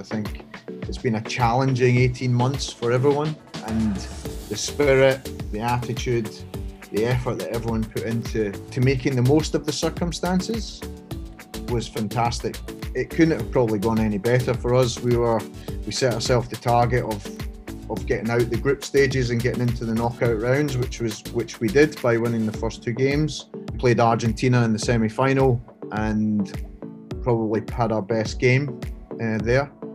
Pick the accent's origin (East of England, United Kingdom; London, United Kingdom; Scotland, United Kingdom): Scotland, United Kingdom; moved away as an adult; now in Hong Kong; I grew up in Scotland, uh, as you can tell by the accent